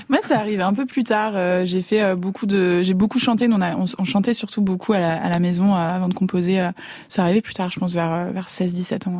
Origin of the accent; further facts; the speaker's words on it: Lyon, Auvergne-Rhône-Alpes, France; moved away as an adult; now in Paris, France; j'ai grandi à Lyon